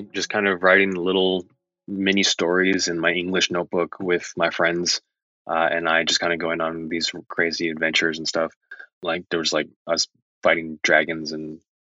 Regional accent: Raleigh, North Carolina, United States; also born or lived in Massachusetts; I was born in Massachusetts, lived there for a few years, and then my dad's job took us down to North Carolina, to like the Raleigh Apex area.

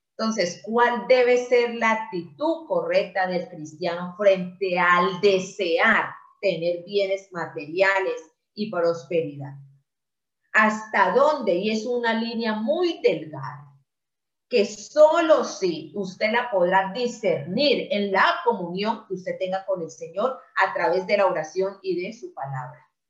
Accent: Colombia; ciudadanos a partir de que cumplimos la mayoría de edad, que es a los 18 aquí en Colombia

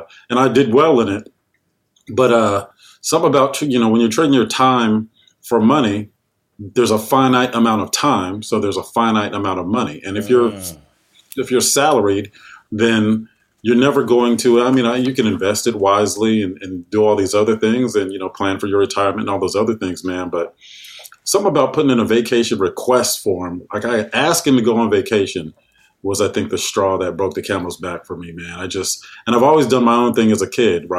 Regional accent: San Jose, California, United States; I was born in San Jose, California

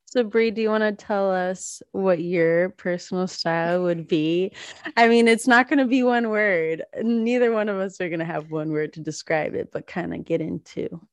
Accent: the South, United States; moved away; I grew up in the South, so I did not grow up around winter sports

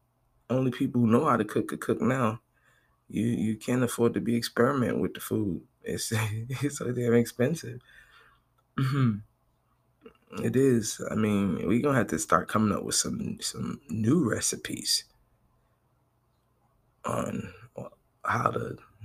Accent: Brooklyn, New York, United States; born there; I'm from Brooklyn. born, not raised.

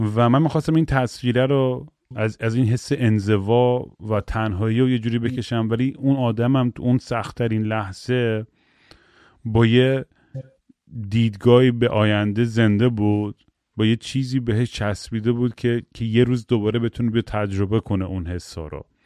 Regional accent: United States; من تو آمریکا بزرگ شدم

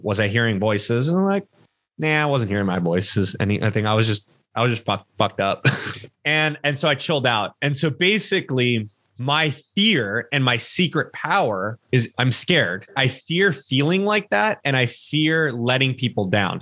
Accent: Los Angeles, California, United States; born or raised there

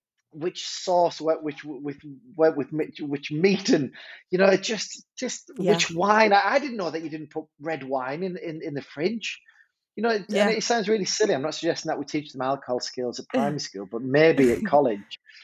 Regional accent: Hartlepool, North East England, United Kingdom; accent: northern; also born or lived in Durham; my time growing up in Hartlepool

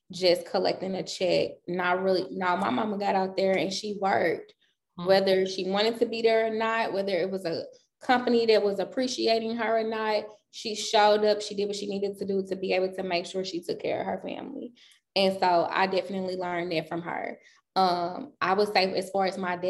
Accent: St. Louis, Missouri, United States; also born or lived in California / Denver; I wasn't born in St. Louis. So I was born in California. From California, we moved to Denver.

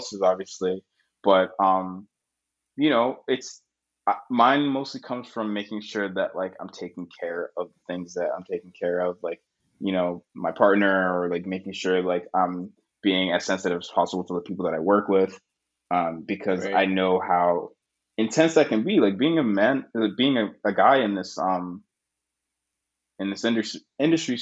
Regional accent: Boston, Massachusetts, United States; also born or lived in Connecticut; now in Brooklyn, United States; I was born in Boston, in America

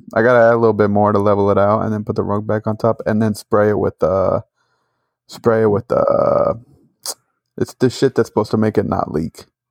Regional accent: Northeast, United States; we're from the Northeast. There's no freaking tornadoes up there

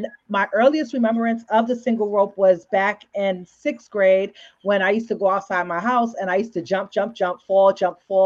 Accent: New York City, New York, United States; I was born and raised in the Bronx, and then I moved to Harlem sometime in my childhood

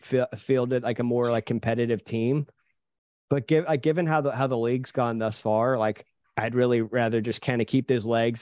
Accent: Cincinnati, Ohio, United States; moved away; I'm from the Cincinnati area, originally

